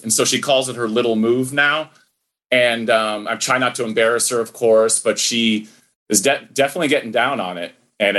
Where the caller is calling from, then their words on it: California, United States; I'm in Orange County near Laguna Beach.